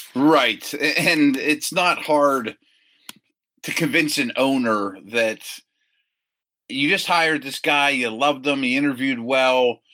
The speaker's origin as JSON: {"language": "English", "area": "hometown of the Steelers-Eagles matchup", "region": "Pennsylvania", "country": "United States", "tie": "born or raised there", "said": "here in my hometown"}